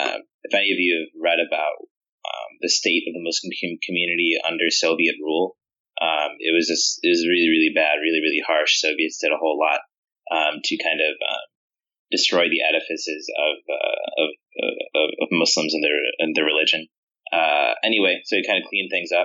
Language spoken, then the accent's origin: English; Kenosha, Wisconsin, United States; moved away as an adult; also born or lived in Arlington Heights, Illinois / Palatine, Illinois / Madison, Wisconsin; I grew up in Kenosha. And then up into, from the age of 6 to 18, I grew up there